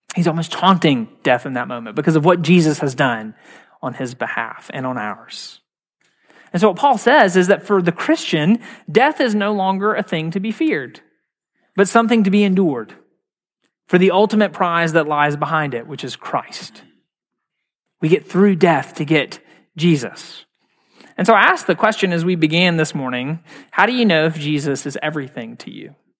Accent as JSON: {"language": "English", "region": "Mississippi", "country": "United States", "moved": "yes", "said": "I'm from Mississippi originally."}